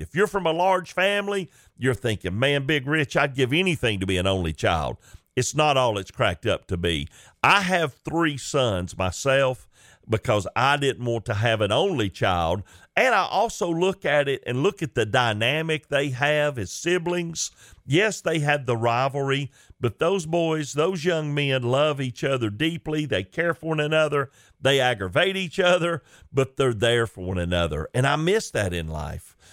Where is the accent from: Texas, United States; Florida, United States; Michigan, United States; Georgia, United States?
Georgia, United States; Chickamauga; growing up in Chickamauga in a Christian home